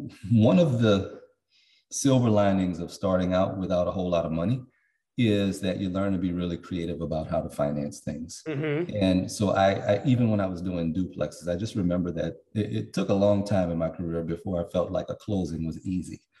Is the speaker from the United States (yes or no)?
yes; New Orleans, Louisiana, United States; I'm from New Orleans